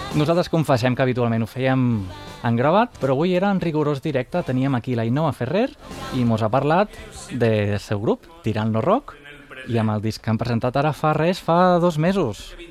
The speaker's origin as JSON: {"language": "Catalan", "area": "Terres de l'Ebre", "region": "Catalonia", "country": "Spain", "said": "jo sóc mm, de les Terres de l'Ebre, així que segurament parlaré una mica també valencià"}